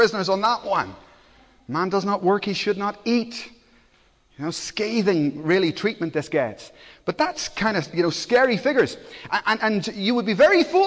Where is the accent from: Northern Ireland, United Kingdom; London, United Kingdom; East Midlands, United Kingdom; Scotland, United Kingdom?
Northern Ireland, United Kingdom; Belfast; moved away; I come from Belfast, so I know what riots are like. I grew up with them